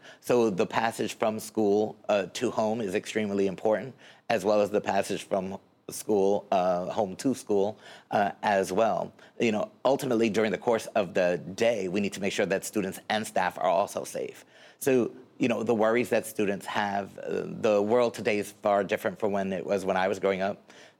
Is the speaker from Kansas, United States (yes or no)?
no; Newark, New Jersey, United States; Well, I was born in Newark, attended Newark Schools, graduated from Hawkins Street School and Science High School.